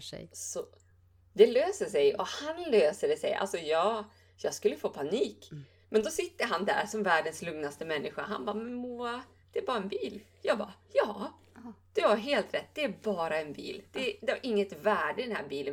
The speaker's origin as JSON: {"language": "Swedish", "town": "Bjurholm", "region": "Västerbotten County", "country": "Sweden", "said": "umgicks väldigt mycket med mina föräldrar hemma i Bjurholm"}